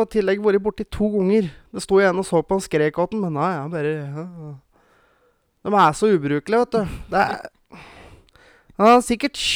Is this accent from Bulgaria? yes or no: yes; Bulgaria; Norwegian is a second language; Nei da, vi er fra Bulgaria, og vi prater bulgarsk.